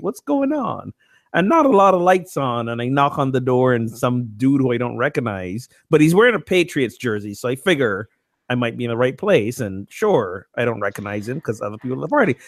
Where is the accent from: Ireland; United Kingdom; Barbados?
Barbados; now in United States; I have a green card, I'm not a citizen here, and I'm from Barbados